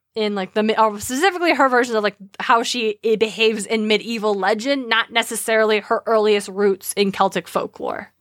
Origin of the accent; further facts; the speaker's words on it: Idaho, United States; We are from Idaho